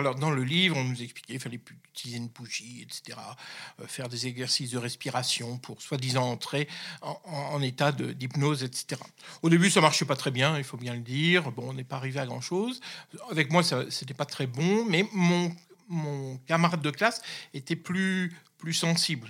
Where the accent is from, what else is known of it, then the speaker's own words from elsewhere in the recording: the North, Hauts-de-France, France; je suis issu du Nord, hein, je suis un, ch'ti, comme on dit